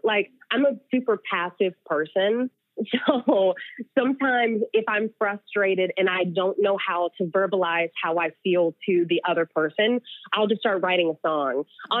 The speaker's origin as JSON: {"language": "English", "region": "the South", "country": "United States", "tie": "born or raised there", "said": "Growing up in the South, get a ring by spring."}